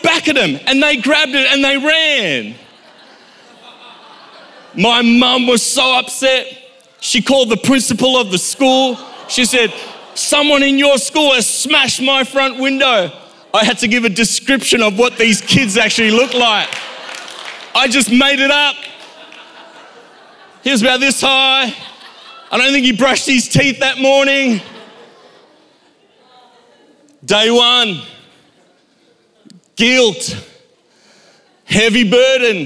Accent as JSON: {"language": "English", "town": "Durban", "region": "KwaZulu-Natal", "country": "South Africa", "tie": "born or raised there", "said": "when I was a child, growing up in Durban, South Africa"}